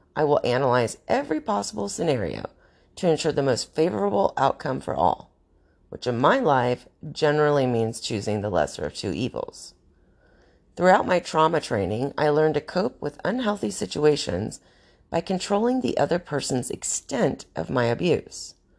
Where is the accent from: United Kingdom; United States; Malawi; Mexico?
United States; North Carolina; moved away as an adult; now in Arizona, United States; I grew up in North Carolina